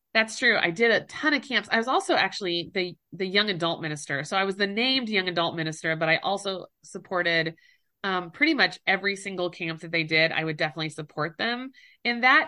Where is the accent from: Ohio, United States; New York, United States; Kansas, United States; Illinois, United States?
Kansas, United States; Mound City; moved away as an adult; also born or lived in Fort Scott, Kansas / Australia; now in Utah, United States; my hometown is Mound City, Kansas